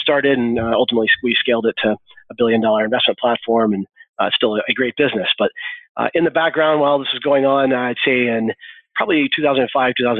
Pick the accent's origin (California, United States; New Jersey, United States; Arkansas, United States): Arkansas, United States; I was born and raised here in Arkansas.